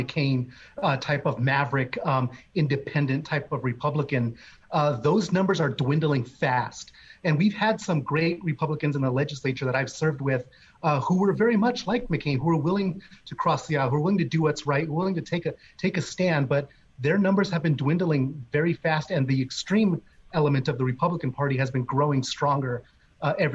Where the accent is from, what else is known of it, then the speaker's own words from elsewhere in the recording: Arizona, United States; I'm from Arizona.